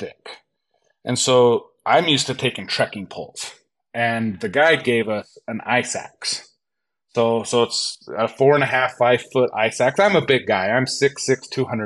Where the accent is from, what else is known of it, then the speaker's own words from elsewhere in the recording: Utah, United States; I'm from Utah in the States, and so the lower 48. So been hunting all my life